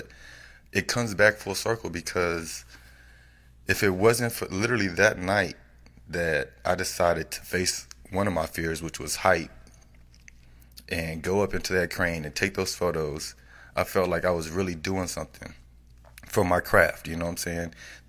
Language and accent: English; Austin, Texas, United States; Why don't you support me? I'm from Austin.